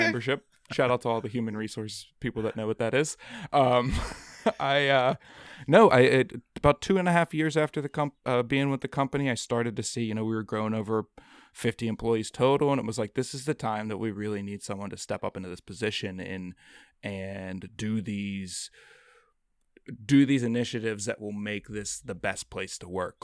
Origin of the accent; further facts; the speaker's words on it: Pittsburgh, Pennsylvania, United States; came on as a part-time guide here in my hometown of Pittsburgh